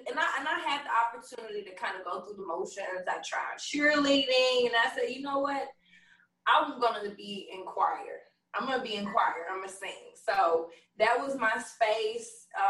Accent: Memphis, Tennessee, United States; Growing up in Westwood, I mean, I lived with my grandma.

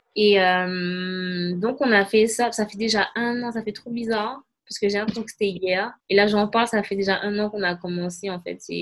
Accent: Martinique; je suis une Martiniquaise

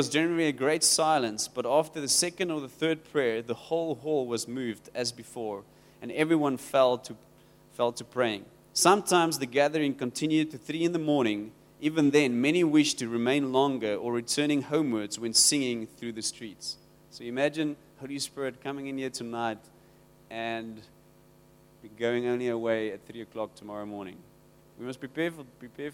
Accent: Rawsonville, Western Cape, South Africa; I come from Rawsonville. It's close to Worcester.

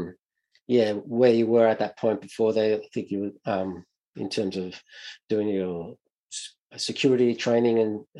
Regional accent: Melbourne, Victoria, Australia; growing up in Melbourne

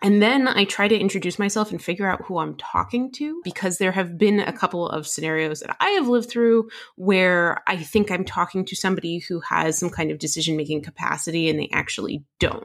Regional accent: New Jersey, United States; I grew up in New Jersey

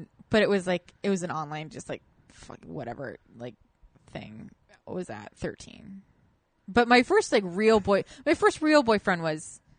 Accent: Orem, Utah, United States; moved away; also born or lived in Provo, Utah; I grew up in Orem and Provo, down where the BYU college is.

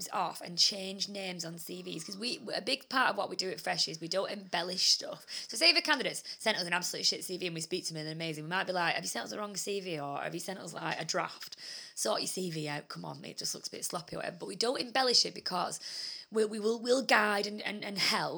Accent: United Kingdom; we're white British

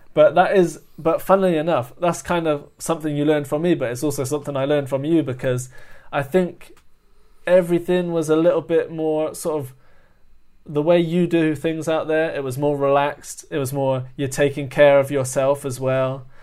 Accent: London, United Kingdom; I'm over from London

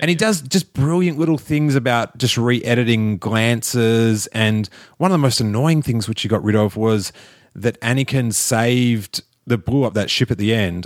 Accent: Australia; moved away; I'm from Australia

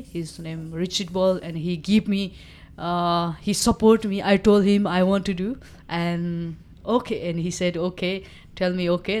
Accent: eastern Nepal, Nepal; first language Nepali; English is a second language; I grew up, it's very remote area, uh, of, uh, Nepal. There, uh, east of Nepal

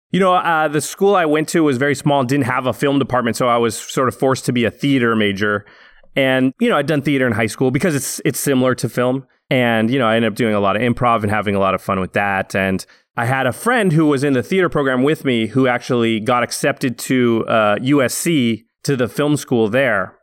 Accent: Canby, Oregon, United States; now in Los Angeles, United States; I grew up in a little town outside of Portland, Oregon, a town called Canby

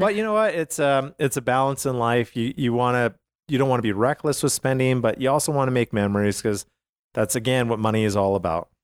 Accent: Calgary, Alberta, Canada; I grew up in Calgary, Alberta

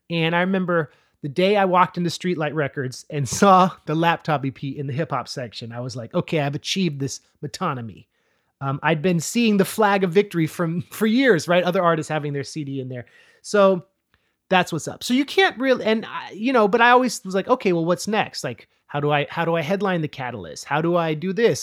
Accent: Oakland, California, United States; moved away; also born or lived in Monterey Peninsula, California; I grew up in Oakland, and then my dad got a job on the Monterey Peninsula, so we moved two hours south

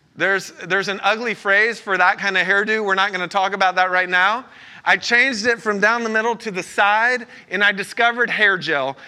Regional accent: Lake Wales, Florida, United States; I'm from Lake Wales, Florida. I graduated from Babson Park Elementary School

